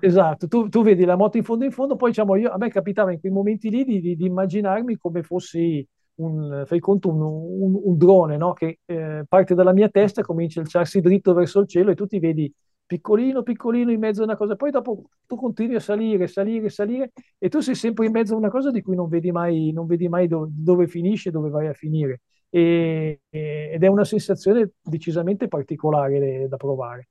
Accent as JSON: {"language": "Italian", "town": "Varese", "region": "Lombardy", "country": "Italy", "said": "io vengo da, da Varese, un, una bella cittadina vicina a Milano, ai piedi delle Prealpi"}